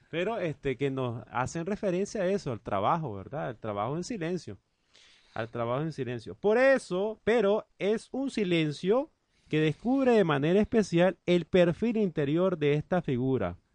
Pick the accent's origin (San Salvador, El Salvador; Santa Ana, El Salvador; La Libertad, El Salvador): San Salvador, El Salvador; also born or lived in Guatemala; De aquí, de San Salvador. Ahí precisamente. De San Jacinto.